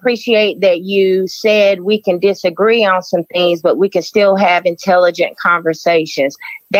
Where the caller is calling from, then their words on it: Charlotte, North Carolina, United States; I'm calling from Charlotte, North Carolina.